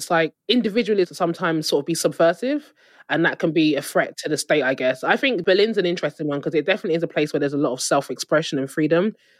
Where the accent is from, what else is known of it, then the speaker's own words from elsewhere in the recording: Nigeria; obviously being Nigerian, in like a lot of West African countries.